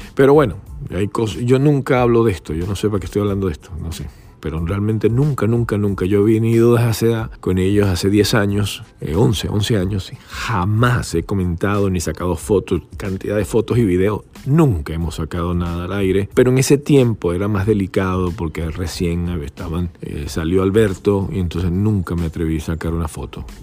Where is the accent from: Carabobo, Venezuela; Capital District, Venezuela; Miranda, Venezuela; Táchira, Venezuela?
Carabobo, Venezuela; Valencia; moved away as an adult; now in United States; yo soy de Valencia